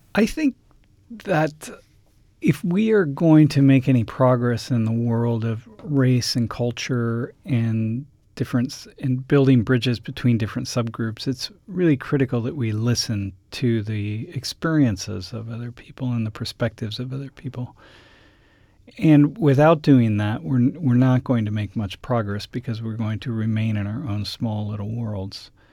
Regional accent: Toledo, Ohio, United States; I grew up in Toledo, Ohio

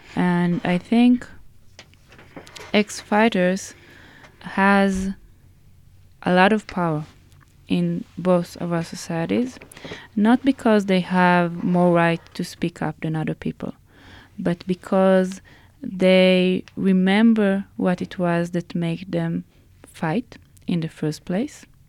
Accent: Haifa, Haifa District, Israel; in Haifa, my hometown.

